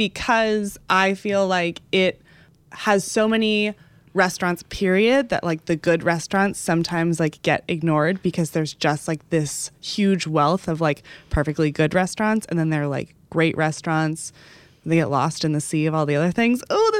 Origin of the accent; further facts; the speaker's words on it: Dallas, Texas, United States; one place that's from my hometown, because I have seen a million of my friends going here and I have never been able to go the last couple times that I've gone home to Dallas